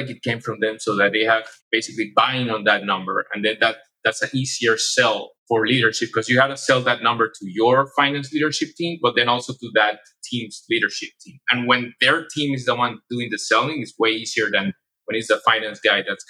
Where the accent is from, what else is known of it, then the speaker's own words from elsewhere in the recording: Panama; moved away as an adult; also born or lived in Spain; now in United States; I'm from Panama